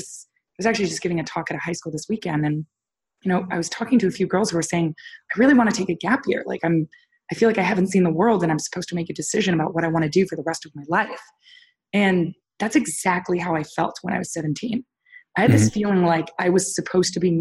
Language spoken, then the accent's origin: English; Toronto, Ontario, Canada; I was born and raised in Toronto, Canada, which was a great place to grow up.